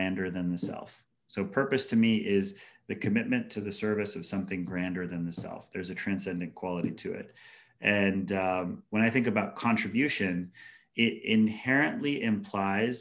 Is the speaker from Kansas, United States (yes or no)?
no; Hawaii, United States; moved away; also born or lived in Washington, D.C.; growing up in Hawaii as like a bullied Haole kid or kind of like ostracized white kid in public schools.